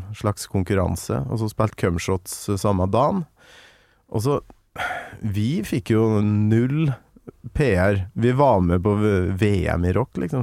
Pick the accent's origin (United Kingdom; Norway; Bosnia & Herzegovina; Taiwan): Norway; Kolvereid, Trøndelag; now in Oslo, Norway; Kolvereid, der jeg kommer fra.